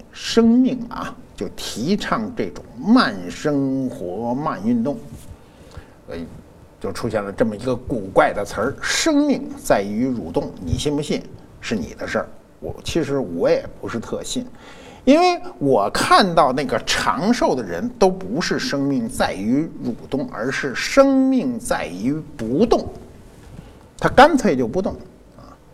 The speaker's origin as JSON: {"language": "Chinese", "area": "PLA 301 Hospital", "region": "Beijing", "country": "China", "tie": "born or raised there", "said": "我生在中国人民解放军三零幺医院，嗯，啊，六十年前，啊，六十一年前，我生在，生在这儿了"}